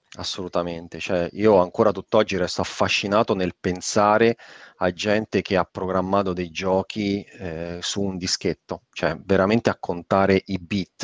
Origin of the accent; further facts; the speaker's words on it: Avezzano, Abruzzo, Italy; moved away; una società informatica delle mie parti di, di, di Avezzano